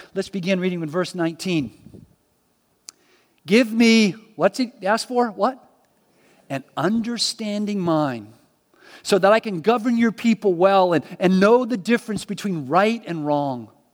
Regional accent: Miami, Florida, United States; I was born in Miami

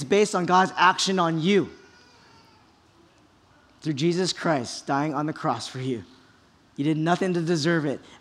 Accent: Kaneohe, Hawaii, United States; I was born and raised in Kaneohe

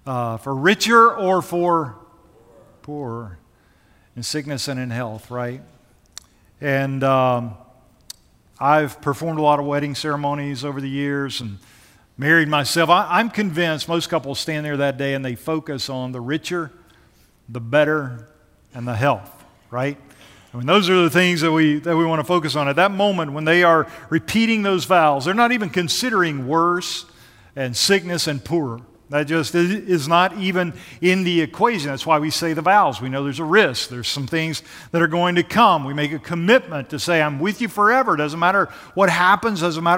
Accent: Georgia, United States; also born or lived in Nashville, United States; I'm originally from Georgia and the Gwinnett County area.

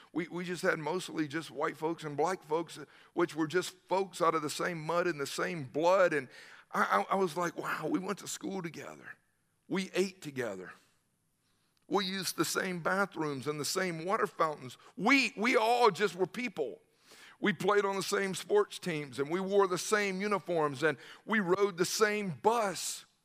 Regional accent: Newnan, Georgia, United States; I grew up in the South

